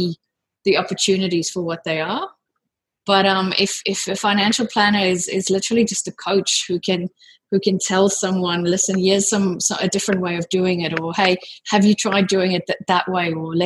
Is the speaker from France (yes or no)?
no; South Africa; moved away as an adult; now in Sydney, Australia; I'm actually originally from South Africa, but I've lived here in Sydney for almost 18 years now.